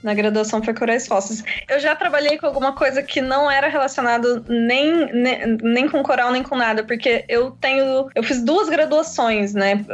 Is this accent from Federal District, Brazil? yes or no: no; interior of São Paulo, Brazil; moved away as an adult; also born or lived in São Vicente / Florianópolis; now in Rio de Janeiro, Brazil; eu sou do interior de São Paulo